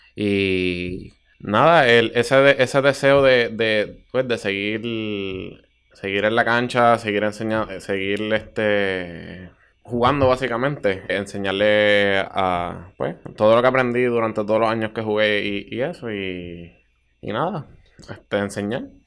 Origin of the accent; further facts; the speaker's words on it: Bayamón, Puerto Rico; soy de Bayamón eh, naturalmente, actualmente vivo en Bayamón